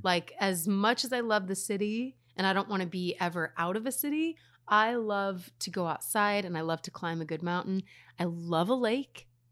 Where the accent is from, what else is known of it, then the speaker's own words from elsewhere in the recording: Reno, Nevada, United States; I'm from Reno